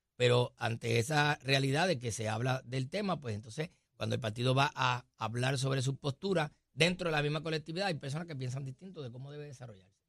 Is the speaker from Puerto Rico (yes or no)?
yes; Puerto Rico